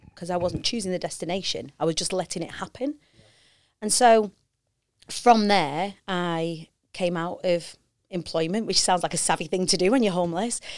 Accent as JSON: {"language": "English", "town": "Preston", "region": "North West England", "country": "United Kingdom", "tie": "born or raised there", "said": "I grew up on the Council Estates of Preston"}